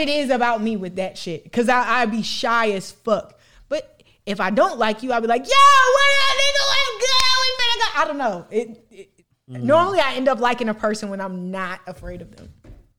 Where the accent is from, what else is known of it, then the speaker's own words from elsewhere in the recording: Illinois, United States; now in Atlanta, United States; Illinois. I'm from Midwest.